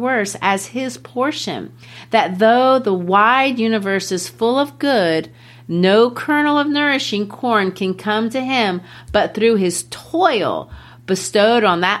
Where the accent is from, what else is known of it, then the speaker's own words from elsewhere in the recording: Brazil; I've shared it before that I grew up in Brazil. Well, in Brazil, I was the only white girl in my community.